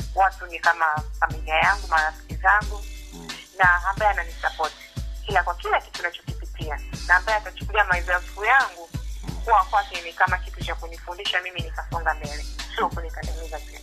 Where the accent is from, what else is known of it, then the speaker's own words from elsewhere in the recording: Dar es Salaam, Tanzania; nimezaliwa Dar es